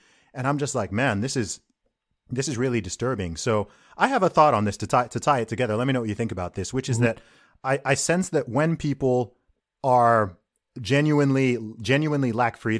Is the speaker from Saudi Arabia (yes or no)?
yes; Saudi Arabia; I grew up in Saudi Arabia, so I've kind of got like an interesting contrast here